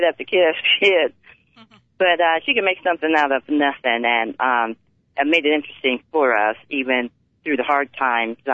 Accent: Los Angeles, California, United States; also born or lived in San Fernando; We moved to the San Fernando Valley, and I grew up in Pacoima

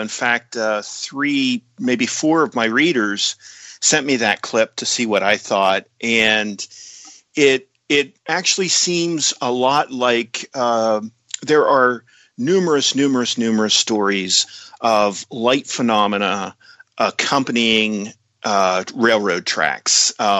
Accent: Tyrone, Pennsylvania, United States; also born or lived in Altoona, Pennsylvania; But I was raised in Tyrone, which is a little town about maybe 20 miles north of Altoona.

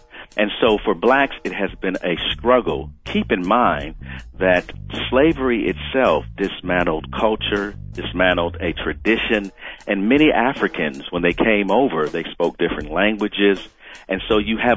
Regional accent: Milwaukee, Wisconsin, United States; I grew up in Milwaukee, Wisconsin, in the urban center, as you would say, the inner city

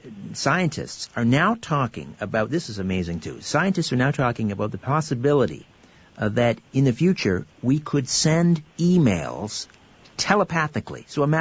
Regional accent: Brantford, Ontario, Canada; Well, I'm from Brantford, Ontario, originally, which is the telephone city.

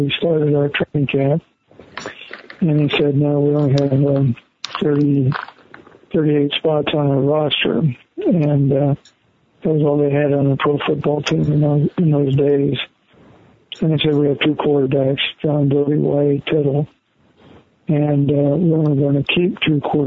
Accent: Nebraska, United States; Nebraska, even though it was my home state university

